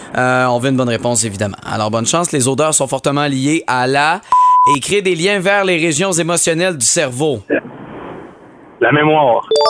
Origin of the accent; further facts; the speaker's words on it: Montérégie, Quebec, Canada; chez nous au Québec, chez nous en Montérégie